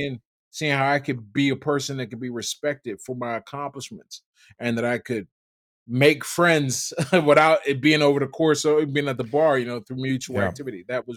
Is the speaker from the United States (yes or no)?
yes; Pittsburgh, Pennsylvania, United States; I grew up in Pittsburgh, Pennsylvania. Mm-hmm. Pittsburgh, Pennsylvania, and two housing projects. We lived in the Hill District housing projects, Addison Terrace